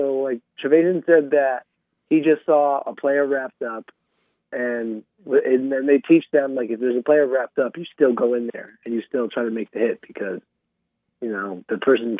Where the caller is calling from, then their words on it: Queens, New York, United States; Yeah, we're calling from Queens again.